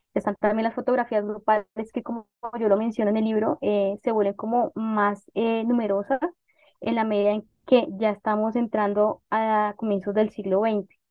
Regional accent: Bogotá, Colombia; yo nací en Bogotá, siempre viví en Bogotá

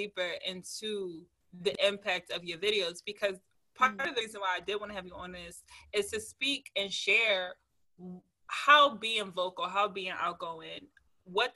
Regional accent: Philadelphia, Pennsylvania, United States; I'm from Philly

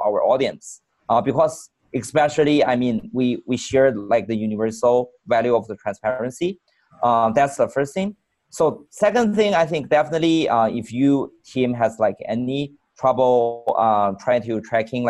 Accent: China; moved away as an adult; I born in China and mm-hmm. spent the first 21 years in China.

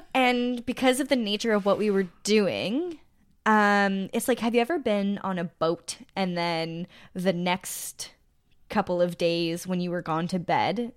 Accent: Sudbury, Ontario, Canada; I'm from Sudbury

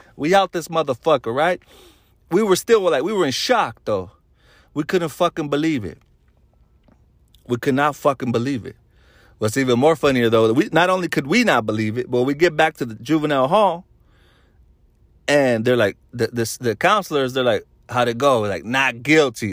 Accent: Solano County, California, United States; We're from Solano County

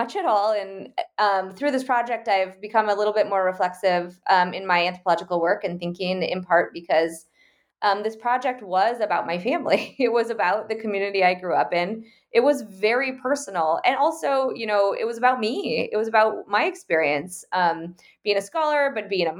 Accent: Okoboji, Iowa, United States; now in Washington, D.C., United States; my hometown

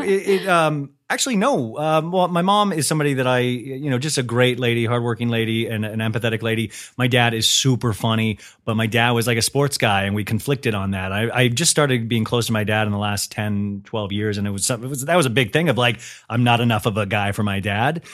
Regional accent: Kansas, United States; moved away; I grew up in Kansas

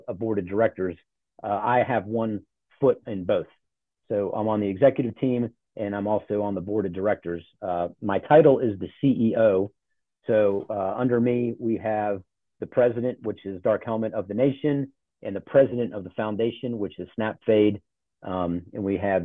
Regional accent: Charlotte, North Carolina, United States; also born or lived in Ohio; I grew up in Charlotte. So I claim the South.

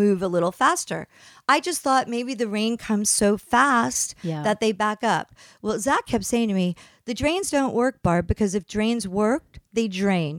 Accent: East Coast, United States; moved away; I grew up on the East Coast

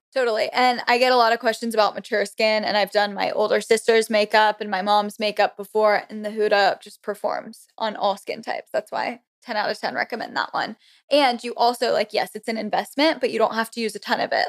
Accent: Florida, United States; moved away as an adult; also born or lived in Connecticut / Auburn, Alabama; now in Washington, D.C., United States; I'm originally from Connecticut. Then I moved to Florida in fourth grade, so I guess that's where I was, like, actually raised and everything, Southern girl

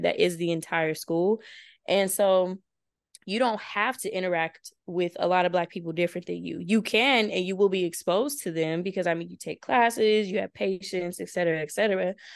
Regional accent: Victorville, California, United States; moved away as an adult; also born or lived in Chino, California; now in Washington, D.C., United States; I'm from Victorville, California, a little small city in the IE. Um, grew up there pretty much all my life.

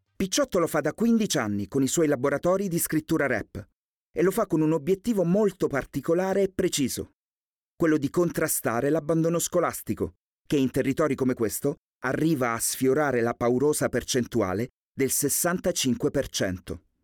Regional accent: Calabria, Italy; da calabrese

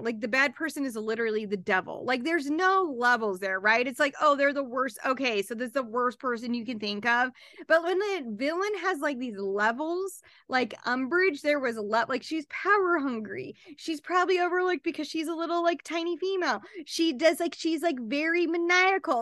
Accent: Utah, United States; We're both from Utah

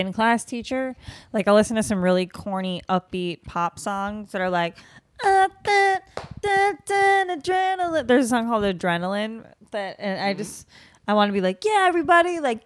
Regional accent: New England, United States; I'm from New England

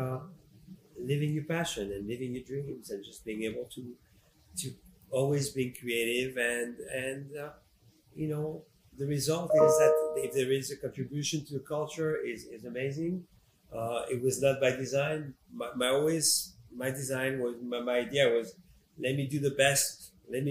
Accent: France; moved away; also born or lived in Morocco; I moved to France when I was 10 years old. And you know, I'm a French citizen, and I grew up in France and did all my studies in France

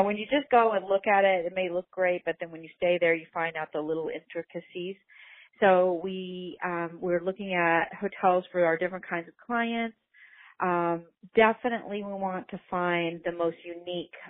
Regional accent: Indiana, United States; now in Los Angeles, United States; I'm from Indiana, a small town

